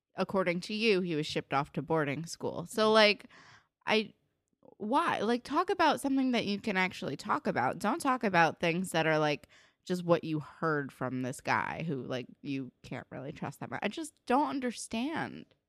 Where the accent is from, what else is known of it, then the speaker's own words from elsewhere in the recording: New Jersey, United States; I grew up in New Jersey